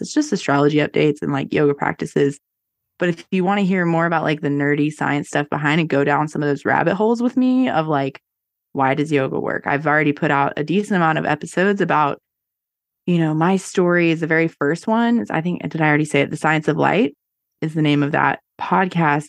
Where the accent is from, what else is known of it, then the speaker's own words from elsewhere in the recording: North Carolina, United States; I'm born and raised in North Carolina